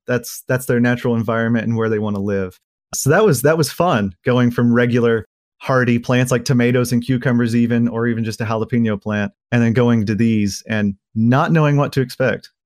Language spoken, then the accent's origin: English; Oklahoma, United States; moved away as an adult; now in Fayetteville, United States; I was born here in Fayetteville, but I moved to a little beef cattle farm that my family owns just right over the border into Oklahoma when I was a young kid